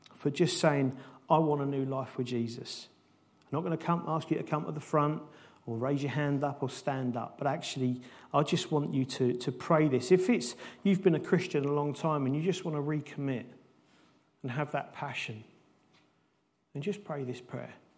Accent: United Kingdom; as British people, we're not used to that kind of passion

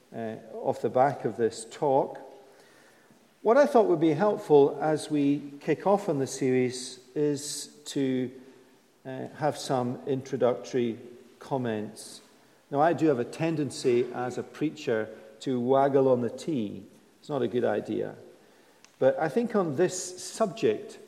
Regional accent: United Kingdom; we're British.

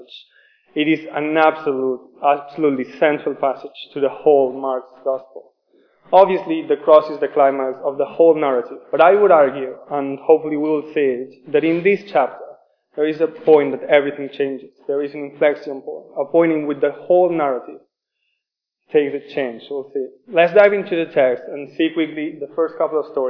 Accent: Spain; English is a second language; moved away as an adult; now in Oxford, United Kingdom; I am from Spain. Forgive me for my accent

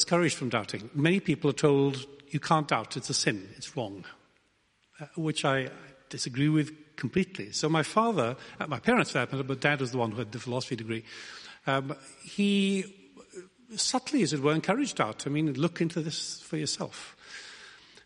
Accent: Wales, United Kingdom; I come from Wales.

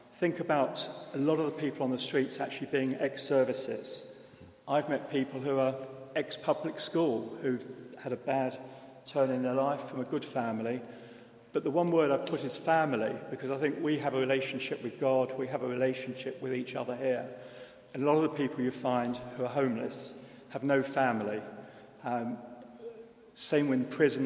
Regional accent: London, United Kingdom; now in Oxford, United Kingdom; I'm from London, and I think back to 40, 50 years ago, where I was brought up

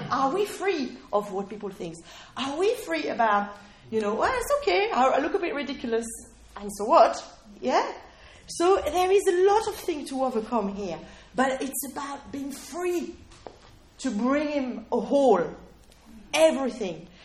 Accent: United Kingdom; I was saying, well, no, we're British, right? We, we're British, we've got really, really, you know.

